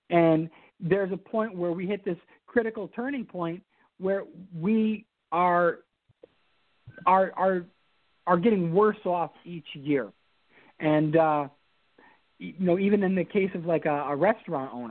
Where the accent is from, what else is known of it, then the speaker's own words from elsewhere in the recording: Albany, New York, United States; Well, um, I am born and raised in Albany. Um, I'm actually, I don't know if I'm a fifth or sixth generation Albany resident, and my my whole family's from Albany, and so Albany is it's it's in my blood.